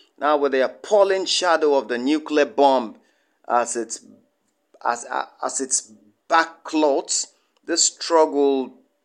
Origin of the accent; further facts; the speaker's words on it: Kogi, Nigeria; from Nigeria, Kogi State, to be precise.